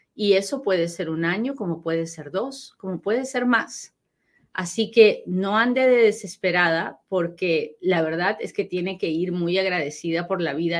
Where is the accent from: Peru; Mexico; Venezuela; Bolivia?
Peru; moved away; soy bien peruana, pero bien peruana y hablo bien rápido